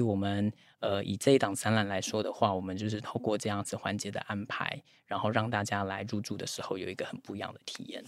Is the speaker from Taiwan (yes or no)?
yes; Taipei, Taiwan; moved away; 我是台北人